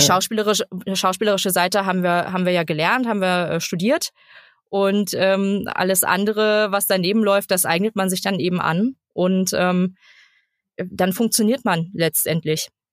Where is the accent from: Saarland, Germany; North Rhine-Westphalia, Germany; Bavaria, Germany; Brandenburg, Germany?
Brandenburg, Germany; Cottbus; now in Berlin, Germany; bin gebürtige Cottbusserin, bin 30 Jahre, lebe jetzt aber in Berlin